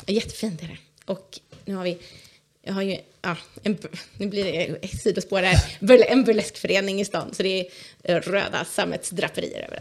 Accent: outside Stockholm, Stockholm County, Sweden; moved away as an adult; now in Vimmerby, Sweden; Jag är uppväxt utanför Stockholm

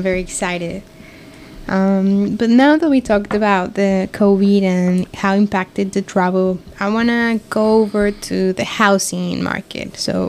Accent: Mexico; I'm from Mexico

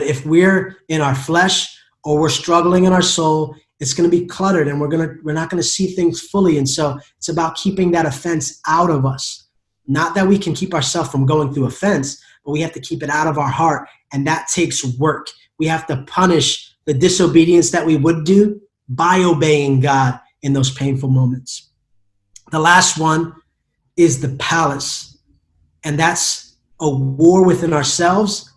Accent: United States; I am an American

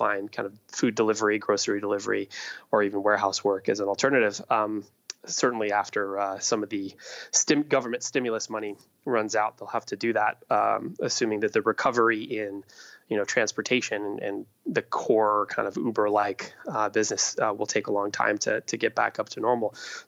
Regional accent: Iowa, United States; I grew up in Iowa

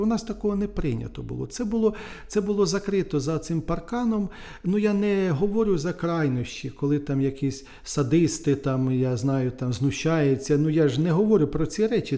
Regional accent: Nedryhailiv, Sumy Oblast, Ukraine; moved away; в Недригайлові в районному центрі, в колишньому, де звідки я родом, і в Сумах

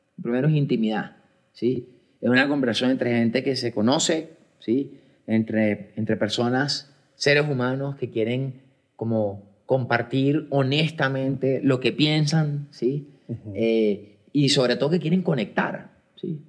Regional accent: Colombia; soy un hombre colombiano, tengo 49 años

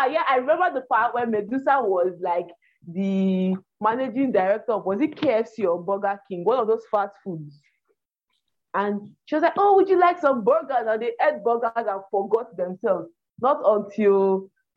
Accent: Nigeria

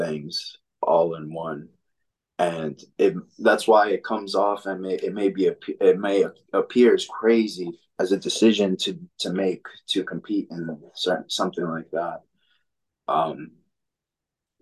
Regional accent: New York City, New York, United States; moved away as an adult; also born or lived in Dominican Republic / Long Island / Florida; I'm from the Dominican Republic. I grew up in New York City

